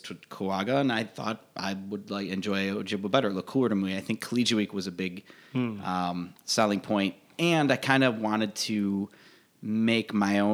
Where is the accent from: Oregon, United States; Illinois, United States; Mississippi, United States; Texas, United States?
Illinois, United States; Glencoe; I grew up in Glencoe